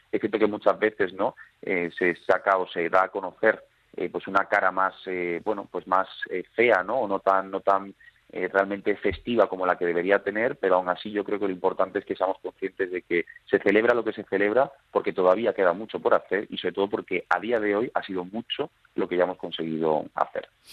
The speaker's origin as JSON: {"language": "Spanish", "town": "Seville", "region": "Andalusia", "country": "Spain", "also_born_or_lived": "Málaga", "moved": "yes", "lives_now": "Madrid, Spain", "said": "Yo soy sevillano viviendo en Madrid"}